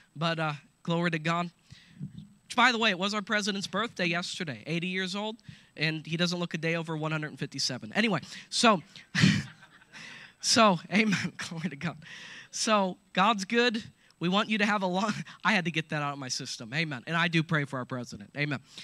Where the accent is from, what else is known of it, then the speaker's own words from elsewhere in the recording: Coshocton, Ohio, United States; I'm from Coshocton, so just so you know, I'm not religious, I'm just me. And so I was born and raised here